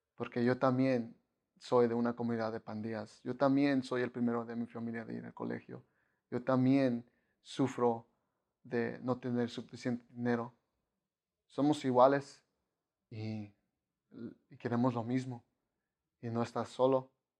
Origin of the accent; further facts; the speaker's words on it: Chicago, Illinois, United States; moved away; I'm from Chicago